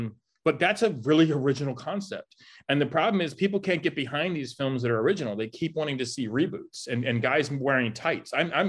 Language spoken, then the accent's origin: English; Tennessee, United States; And I grew up with in Tennessee, and Tennessee is the number one caving state.